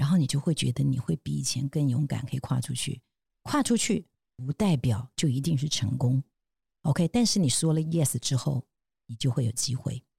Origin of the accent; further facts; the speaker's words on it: Taiwan; 那我觉得也同样的，我们台湾人是不是视野都可以更宽广，包括看超过台北，那也包括海外的别的市场啊。